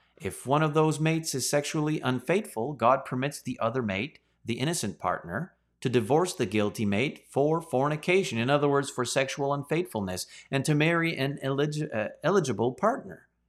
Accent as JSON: {"language": "English", "country": "Canada", "said": "As a Canadian citizen"}